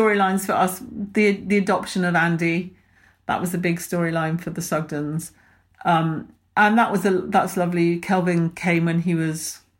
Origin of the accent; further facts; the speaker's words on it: Yorkshire and the Humber, United Kingdom; I'm from